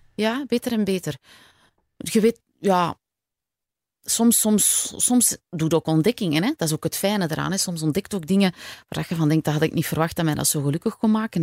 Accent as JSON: {"language": "Dutch", "town": "Antwerp", "region": "Flanders", "country": "Belgium", "tie": "born or raised there", "also_born_or_lived": "Borgerhout / Leuven", "moved": "as an adult", "lives_now": "Kessel-Lo, Belgium", "said": "ik ben geboren in Borgerhout, ben opgegroeid in Merksem heel mijn leven. En dan op mijn 18 ben ik op kot gegaan in Leuven."}